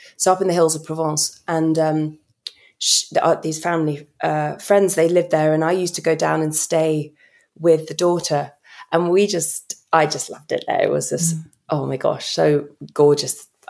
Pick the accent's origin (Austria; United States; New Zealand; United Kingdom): United Kingdom; I think as a Brit traveling through America